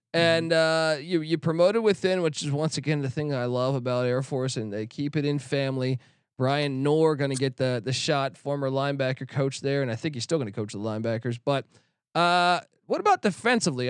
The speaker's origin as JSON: {"language": "English", "town": "Washington", "region": "District of Columbia", "country": "United States", "tie": "born or raised there", "moved": "yes", "lives_now": "California, United States", "said": "I grew up in Washington, D C"}